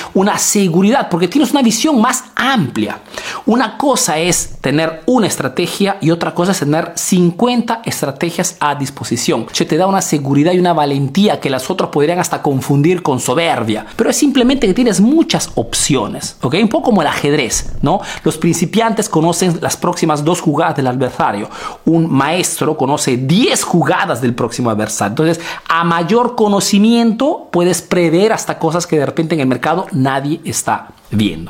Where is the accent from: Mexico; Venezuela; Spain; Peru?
Peru; now in Italy